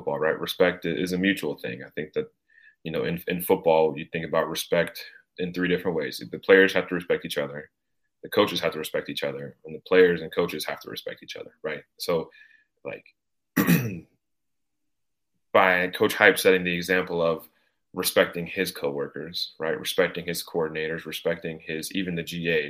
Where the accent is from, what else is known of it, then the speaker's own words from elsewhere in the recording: Knoxville, Tennessee, United States; So I grew up in Knoxville. I'm from Knoxville. I still live in Knoxville and I go to school here.